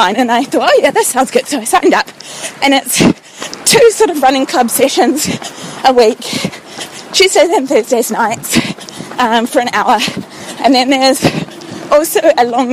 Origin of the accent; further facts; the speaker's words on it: New Zealand; also born or lived in London; I'm a New Zealander, and I moved back to New Zealand in December last year, having lived in London for 3 years.